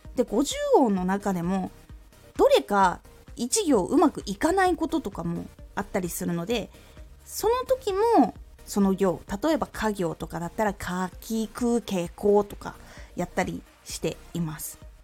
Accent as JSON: {"language": "Japanese", "region": "Aomori", "country": "Japan", "tie": "born or raised there", "moved": "yes", "said": "特に私青森の出身で東北なので"}